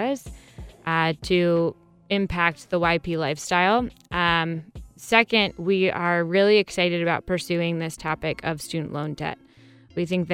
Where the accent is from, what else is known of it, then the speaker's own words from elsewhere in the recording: Westerville, Ohio, United States; I'm born and raised in Central Ohio. I grew up in Westerville and went to Westerville South.